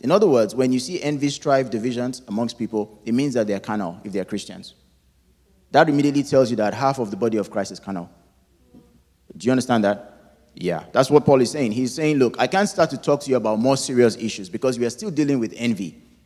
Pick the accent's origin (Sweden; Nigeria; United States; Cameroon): Nigeria; moved away; my home country of Nigeria